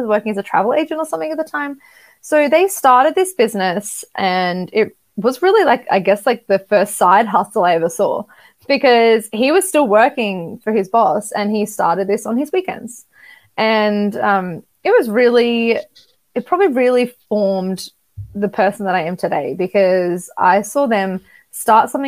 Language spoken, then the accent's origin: English; Australia; I'm from Australia